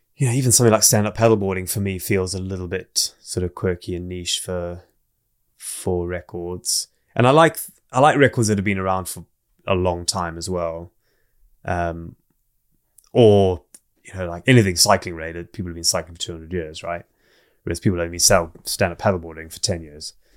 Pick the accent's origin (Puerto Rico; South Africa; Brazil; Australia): South Africa; also born or lived in Zimbabwe / England; now in Wales, United Kingdom; I grew up most of my childhood in South Africa